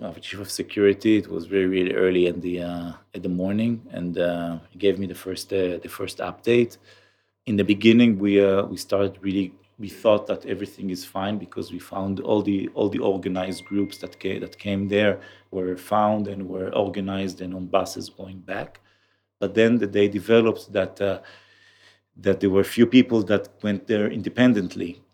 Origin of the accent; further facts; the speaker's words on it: Kiryat Tivon, Haifa District, Israel; accent: Israeli; English is a second language; I grew up in the north of Israel in a small town called, uh, Tivon